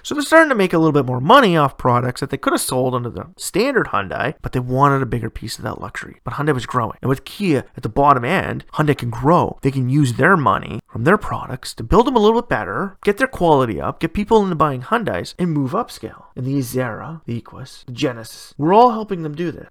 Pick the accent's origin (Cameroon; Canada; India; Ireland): Canada; my hometown, we don't have either of those big three Japanese luxury marks